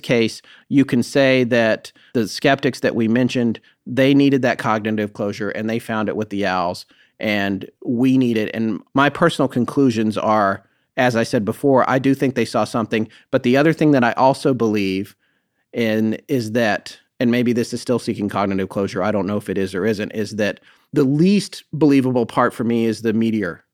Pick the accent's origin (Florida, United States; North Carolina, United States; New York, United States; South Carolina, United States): North Carolina, United States; my home state of North Carolina